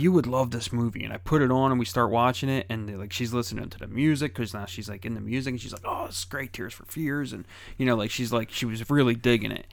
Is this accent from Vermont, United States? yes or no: no; Philadelphia, Pennsylvania, United States; I grew up in Philadelphia